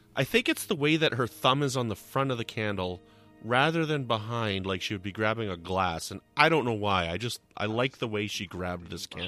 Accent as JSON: {"language": "English", "country": "Canada", "said": "I'm from Canada"}